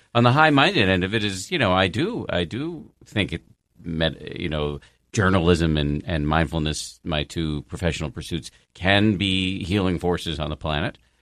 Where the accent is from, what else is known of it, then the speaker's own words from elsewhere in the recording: United States; as an American